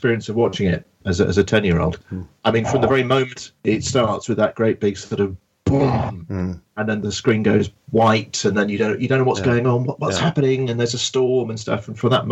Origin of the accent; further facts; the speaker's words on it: London, United Kingdom; Yeah, I'm still a Londoner. I commute to London. I work in London, so I feel I'm still a Londoner